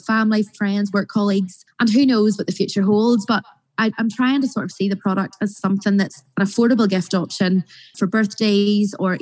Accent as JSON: {"language": "English", "area": "North Coast", "region": "Northern Ireland", "country": "United Kingdom", "said": "I'm obviously from the North Coast area"}